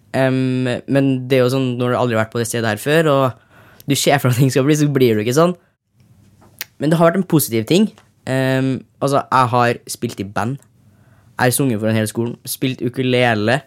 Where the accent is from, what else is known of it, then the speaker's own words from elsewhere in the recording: Trondheim, Trøndelag, Norway; Jeg kommer fra Trondheim